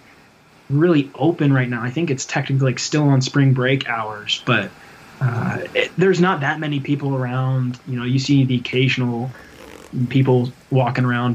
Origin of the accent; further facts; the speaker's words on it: Yorktown, Virginia, United States; now in Blacksburg, United States; I'm from the 757. I'm from Yorktown, right around Newport News and Williamsburg